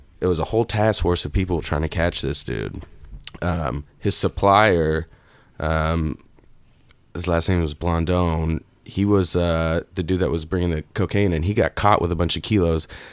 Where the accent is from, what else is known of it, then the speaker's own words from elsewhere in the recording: Houston, Texas, United States; I grew up in Houston. So in high school, we would freestyle, and we would just freestyle like Houston rappers.